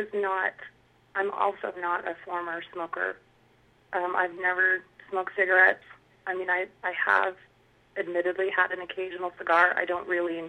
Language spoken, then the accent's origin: English; Utah, United States; I've lived in Utah my entire life, born and raised